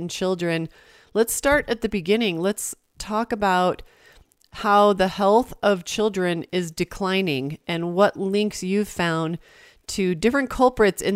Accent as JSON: {"language": "English", "region": "Virginia", "country": "United States", "said": "my home state"}